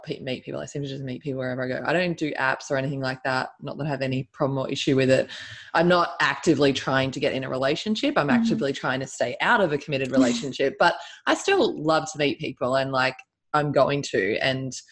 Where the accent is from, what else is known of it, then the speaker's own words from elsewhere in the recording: Australia; I'm Australian.